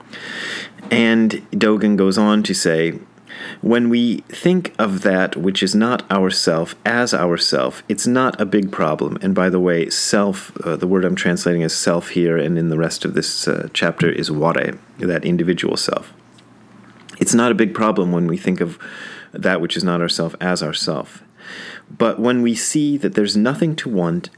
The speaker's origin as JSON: {"language": "English", "town": "Wadsworth", "region": "Ohio", "country": "United States", "tie": "born or raised there", "also_born_or_lived": "Hamilton, Ohio", "said": "I was born in Hamilton and then moved to Wadsworth."}